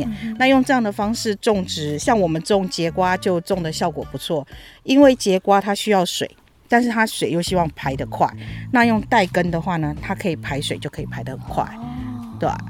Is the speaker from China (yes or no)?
no; Taipei, Taiwan; moved away as an adult; now in Yilan, Taiwan; 虽然我算台北人嘛